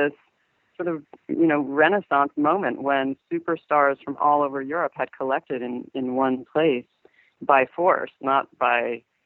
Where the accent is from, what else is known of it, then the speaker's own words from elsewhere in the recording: Los Angeles, California, United States; moved away as an adult; I grew up in Los Angeles